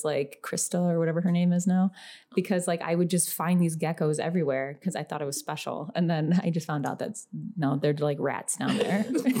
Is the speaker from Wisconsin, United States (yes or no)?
no; Biloxi, Mississippi, United States; also born or lived in Florida; The Southeast. I grew up in the Southeast.